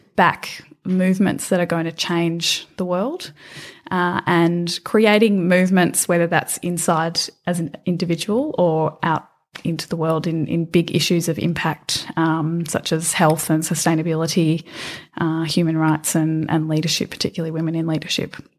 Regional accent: Australia; moved away as an adult; also born or lived in London

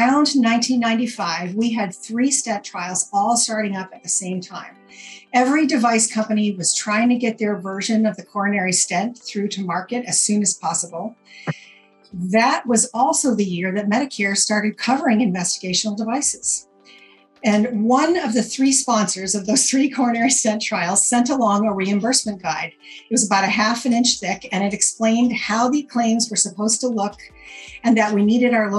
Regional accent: Maine, United States; moved away as an adult; also born or lived in Vermont; I am from Maine originally. My parents lived here. My husband, Bruce, lived here. I knew him back in high school

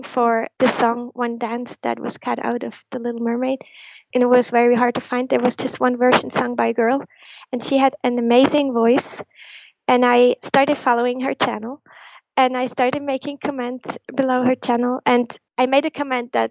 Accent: Switzerland; growing up, being a Disney fan in Switzerland

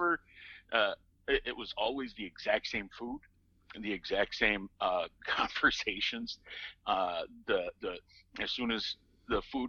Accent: Minnesota, United States; I'm Minnesotan, and therefore I'm Scandinavian

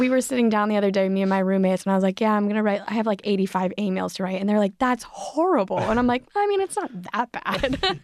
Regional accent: Philadelphia, Pennsylvania, United States; I grew up in Philadelphia

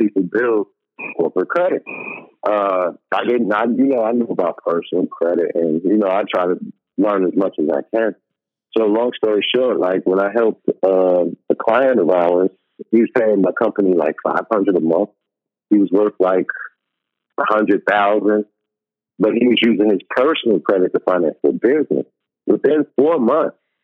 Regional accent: New York, United States; moved away; also born or lived in Chicago; I'm a New Yorker

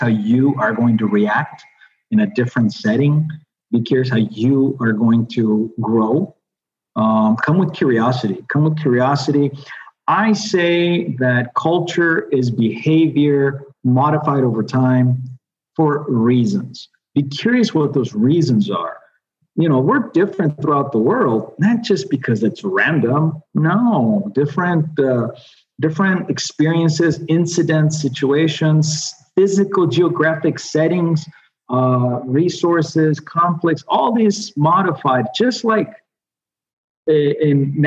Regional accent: United States; moved away as an adult; now in Colombia; I'm still an American living abroad

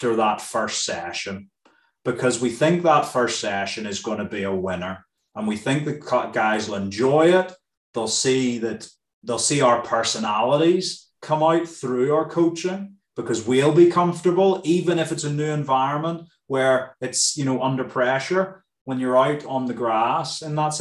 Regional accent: Northern Ireland, United Kingdom; moved away; I'm from Ireland

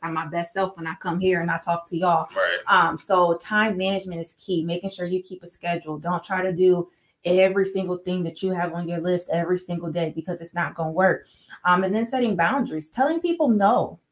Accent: Sandusky, Ohio, United States; moved away as an adult; now in Toledo, United States; born and raised in Sandusky, Ohio, moved to Toledo

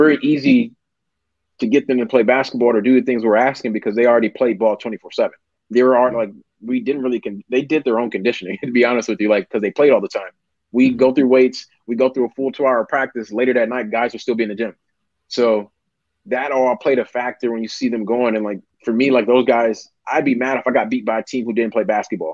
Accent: Milwaukee, Wisconsin, United States; moved away; I'm from Milwaukee

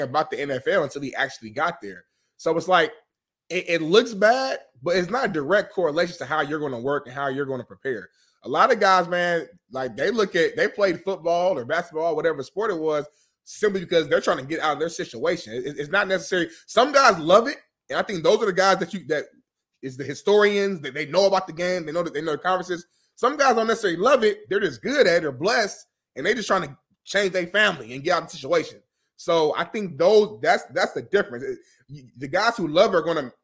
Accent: Indianapolis, Indiana, United States; I'm from Naptown

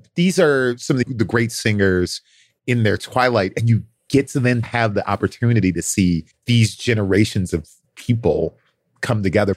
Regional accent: Chicago, Illinois, United States; I am from Chicago

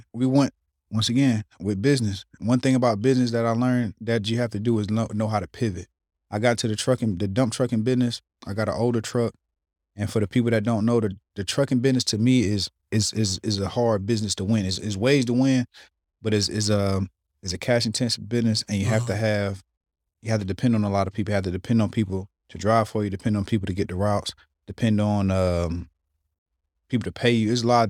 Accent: Smithfield, North Carolina, United States; I'm from Smithfield.

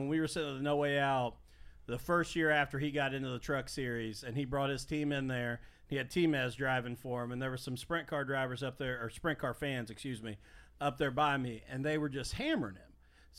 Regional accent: Mitchell, Indiana, United States; I grew up in Mitchell and went to Bloomington Speedway all the time. So I grew up an open wheel guy.

